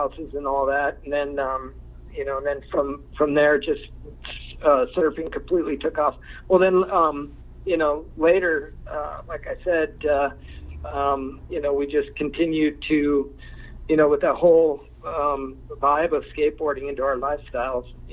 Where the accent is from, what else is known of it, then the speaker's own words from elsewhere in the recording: Lakewood, California, United States; I grew up in Lakewood, Long Beach, California